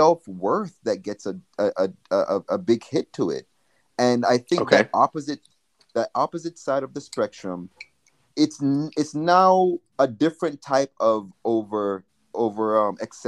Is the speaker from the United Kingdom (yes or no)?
no; Jamaica; now in United States; when I grew up in Jamaica